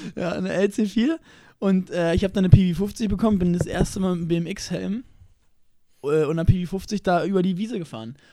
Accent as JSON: {"language": "German", "region": "Berlin", "country": "Germany", "said": "ich komme aus Berlin-Lichtenberg"}